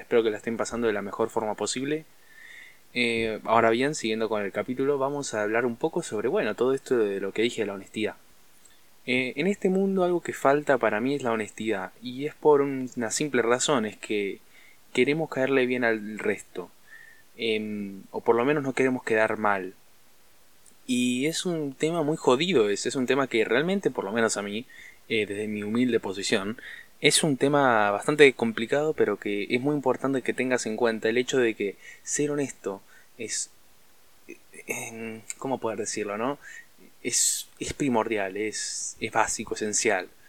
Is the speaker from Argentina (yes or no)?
yes; Argentina; en Argentina estamos en una crisis brutal